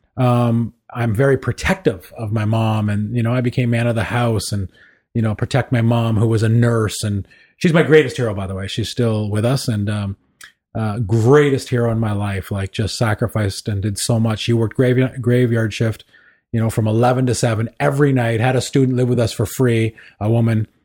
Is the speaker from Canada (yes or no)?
yes; Kingston, Ontario, Canada; I was, uh, born and raised in Kingston, Ontario